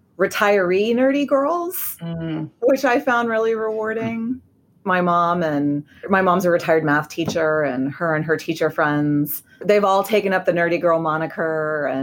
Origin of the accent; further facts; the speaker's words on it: Dallas, Texas, United States; I grew up in the suburbs of Dallas. I went to a big Texas high school.